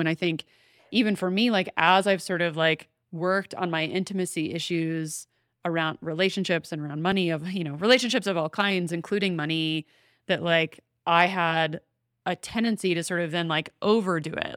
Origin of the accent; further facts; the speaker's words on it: the South, United States; I grew up in the South